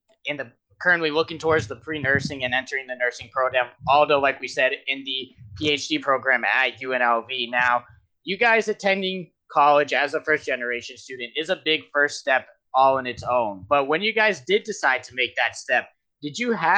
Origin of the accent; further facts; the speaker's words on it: Nevada, United States; I am born and raised in Nevada